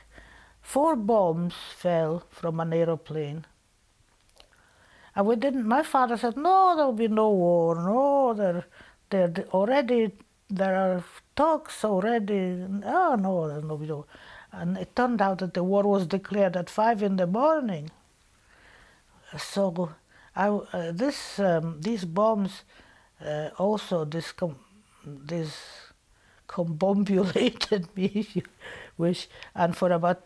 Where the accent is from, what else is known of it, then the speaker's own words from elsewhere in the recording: Poland; English is a second language; also born or lived in Bialystok, Poland / Glasgow, Scotland; now in Scotland, United Kingdom; my letters that I wrote to her from Poland